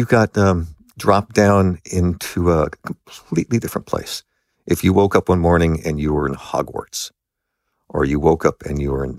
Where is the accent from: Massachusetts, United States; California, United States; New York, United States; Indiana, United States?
California, United States; Los Angeles; I grew up in Los Angeles. And so bears were not behind bars.